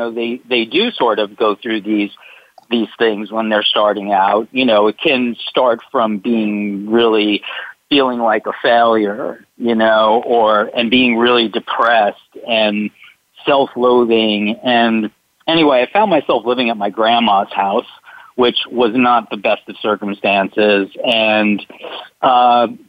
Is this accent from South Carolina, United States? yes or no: no; New Jersey, United States; when I was 11 years old, growing up in New Jersey